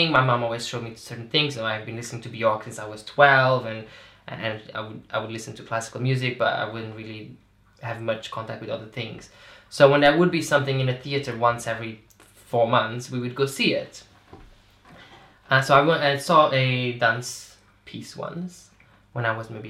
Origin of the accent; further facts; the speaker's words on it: Azores, Portugal; moved away as an adult; now in London, United Kingdom; So, so I'm from Portugal, but I'm from the Azores, right? Which is tiny islands oh, in the middle of the Atlantic.